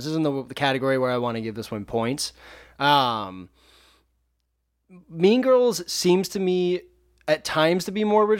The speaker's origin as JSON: {"language": "English", "town": "Palm Desert", "region": "California", "country": "United States", "tie": "born or raised there", "said": "I grew up in Palm Desert"}